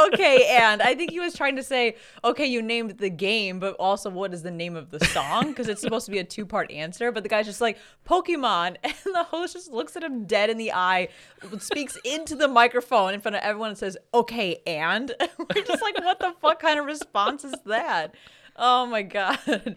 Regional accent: Chicago, Illinois, United States; It's our home convention because we're from Chicago

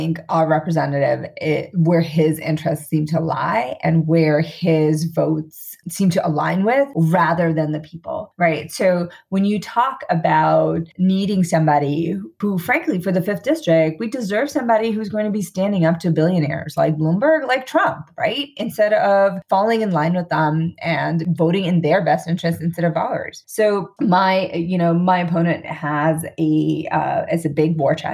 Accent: New York City, New York, United States; now in Glen Rock, New Jersey, United States; I grew up in New York City, actually, back in the day in Queens

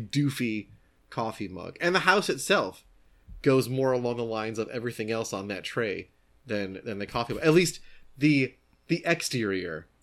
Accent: United States; I'm an American.

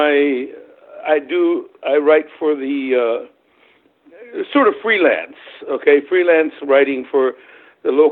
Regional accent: Wilmington, North Carolina, United States; English is a second language; moved away as an adult; also born or lived in Germany / Nashville, Tennessee; now in Cayman Islands; I'm originally from Germany. I was born in Germany. My parents are both German. When I was about 8 years old, my mother remarried to a guy in the United States Air Force who was stationed in Germany. And through that, I ended up in the U.S. And so I was sort of brought up along the shores of North Carolina, Wrightsville Beach area, Wilmington, that area

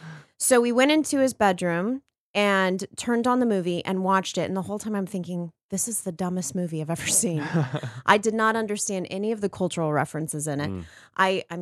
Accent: Texas, United States; moved away as an adult; also born or lived in North Carolina; now in Los Angeles, United States; I was born in North Carolina. I was raised in Texas. Reared.

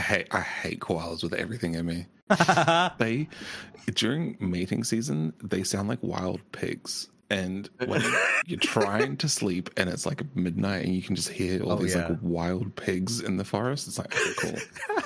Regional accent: New Zealand; also born or lived in Australia; I am from New Zealand.

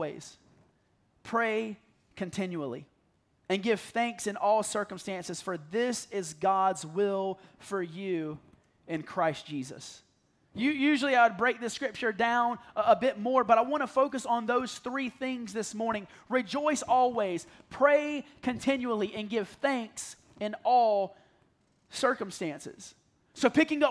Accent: the South, United States; I'm from the South

